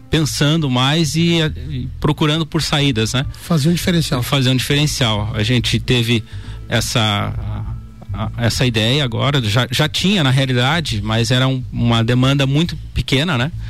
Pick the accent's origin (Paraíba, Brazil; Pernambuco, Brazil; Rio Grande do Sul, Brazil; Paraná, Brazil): Rio Grande do Sul, Brazil; Bom Jesus; now in Lages, Brazil; Bem, eu sou natural de Bom Jesus, né? Rio Grande do Sul? Bom, Rio Grande do Sul, vim para cá em 97, mas já estou há mais tempo em Lages do que, né, do que fiquei na minha cidade natal.